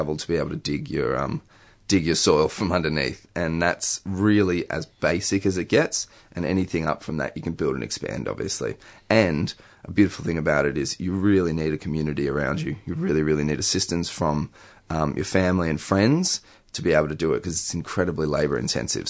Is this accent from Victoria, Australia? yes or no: yes; Melbourne, Victoria, Australia; I grew up in Melbourne